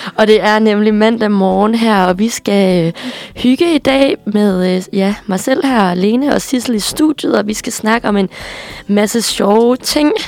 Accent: Aarhus, Central Denmark Region, Denmark; also born or lived in Midwest, United States; jeg er vokset op i Aarhus

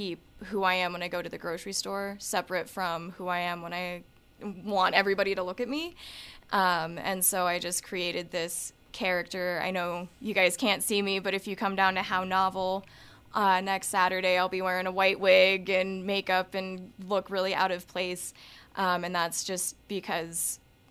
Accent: Montana, United States; growing up in Montana

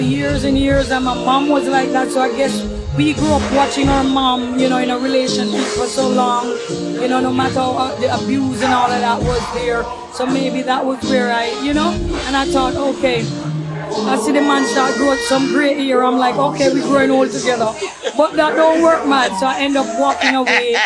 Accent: Saint Mary Parish, Jamaica; moved away; also born or lived in Kingston, Jamaica; I moved from Kingston, St. Mary to Kingston

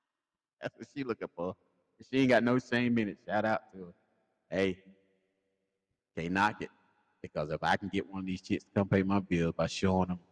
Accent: South Carolina, United States; I'm from South Carolina

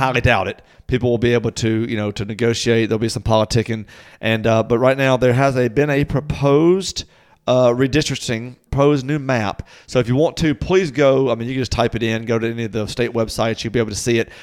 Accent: Natchez, Mississippi, United States; my hometown of Natchez would now be part of that.

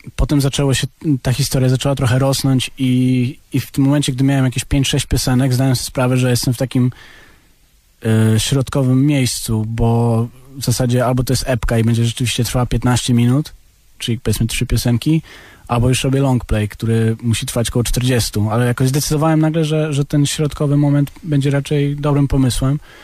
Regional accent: Warsaw, Masovian Voivodeship, Poland; also born or lived in abroad (born outside Poland); tutaj jestem, wiesz, od 20 lat i tutaj się wychowałem

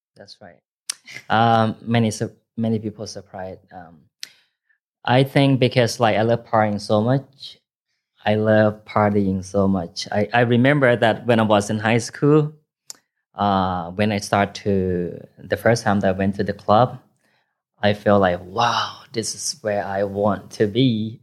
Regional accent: Chiang Rai, Thailand; first language Thai; English is a second language; moved away as an adult; also born or lived in Phayao, Thailand; now in Bangkok, Thailand; I originally from Payao, but I grew up in Chiang Rai

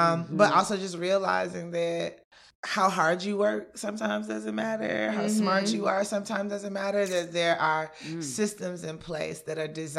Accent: Atlanta, Georgia, United States; also born or lived in Nigeria; I was born in Nigeria, raised in Southwest Atlanta

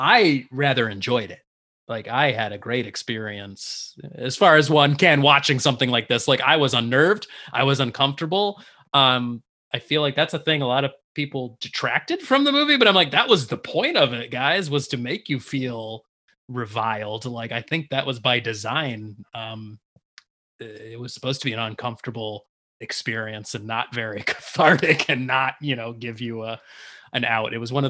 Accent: Livonia, Michigan, United States; we used to go hang out in Livonia, where I live now too, my hometown as a kid as well.

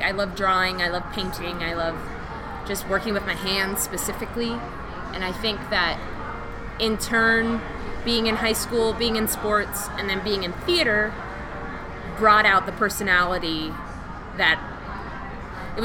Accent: Arizona, United States; I was a kid growing up in Arizona

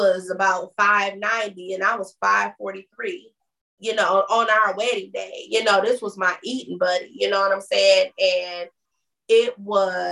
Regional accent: Michigan, United States; moved away; we don't have family here and stuff, right? You know, because we're back from Michigan

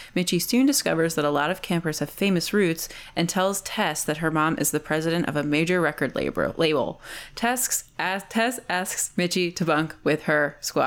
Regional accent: New Jersey, United States; moved away; I'm also from New Jersey

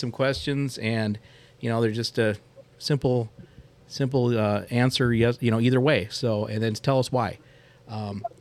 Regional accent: Minneapolis–Saint Paul, Minnesota, United States; I grew up in the South Metro, the Twin Cities

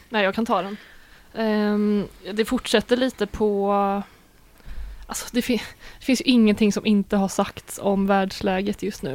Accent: Sweden; vi svenskar

